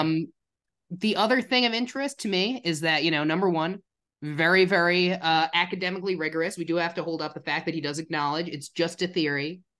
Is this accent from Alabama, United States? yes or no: no; New Jersey, United States; moved away; also born or lived in Illinois; I'm from New Jersey